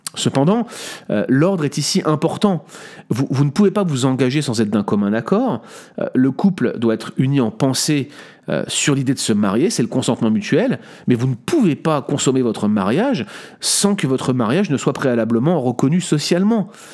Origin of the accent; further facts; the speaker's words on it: France; en tant que bon français